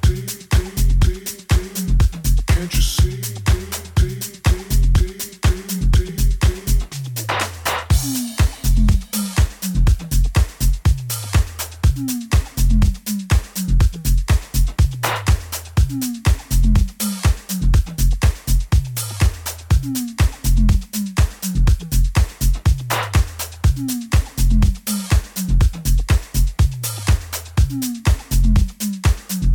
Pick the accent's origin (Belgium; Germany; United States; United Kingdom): Germany; Hamburg; my hometown Hamburg.